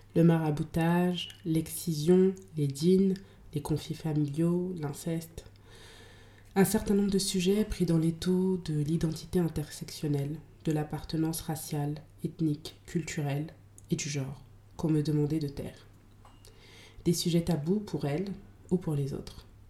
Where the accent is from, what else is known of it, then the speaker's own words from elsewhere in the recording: France; Je suis née en France, dans les années 90, d'un père malien et d'une mère euh, maliano-guinéenne.